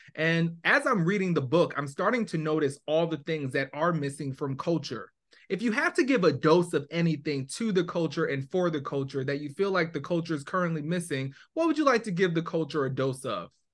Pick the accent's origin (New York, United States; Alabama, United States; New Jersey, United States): New Jersey, United States; I grew up in Jersey.